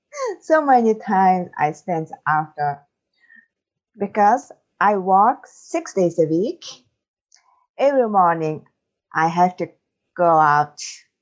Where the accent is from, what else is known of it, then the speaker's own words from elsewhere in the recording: Mongolia; English is a second language; moved away as an adult; now in Ireland; I'm from Mongolia, and I've been in Ireland over 1.5 years.